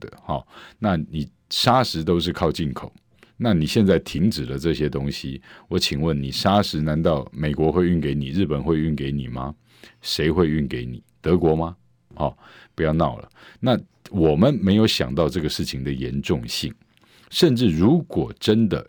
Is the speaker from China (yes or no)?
no; Taiwan; 那你今天整个在面对我们台湾人的生存的问题，该不该是执政者最心心念念的状况？